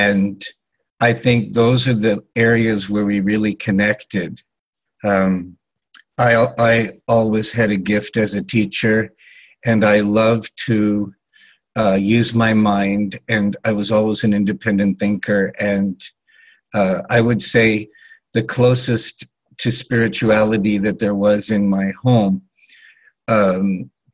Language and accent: English; Los Angeles, California, United States; I was born in 1956 in Los Angeles, California, to two Western European agnostic intellectuals